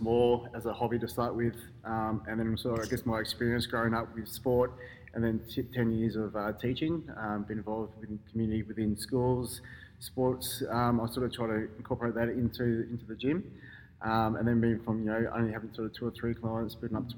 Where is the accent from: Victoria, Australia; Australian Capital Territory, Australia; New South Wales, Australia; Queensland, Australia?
Australian Capital Territory, Australia; Canberra; moved away as an adult; also born or lived in Melbourne / Brisbane; I was born in Melbourne, grew up in Canberra.